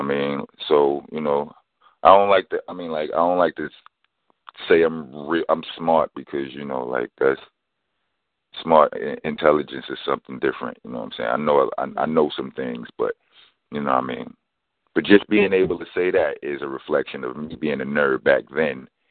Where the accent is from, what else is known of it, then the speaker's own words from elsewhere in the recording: New York City, New York, United States; from Brownsville, Brooklyn. I mean, I was born in East New York, Brooklyn, but um, when I was two months old, my house was destroyed in a fire. Landed me in Brownsville by the time I was four months old